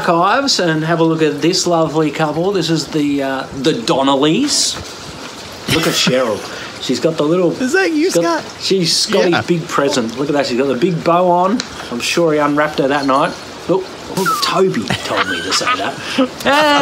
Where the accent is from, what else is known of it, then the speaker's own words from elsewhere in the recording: Melbourne, Victoria, Australia; in Melbourne, uh, my hometown